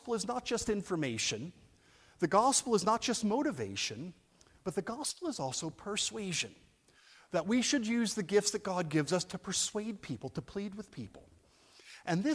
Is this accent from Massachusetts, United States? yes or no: no; New Jersey, United States; now in Edinburgh, United Kingdom; I'm from New Jersey, but I live in Edinburgh.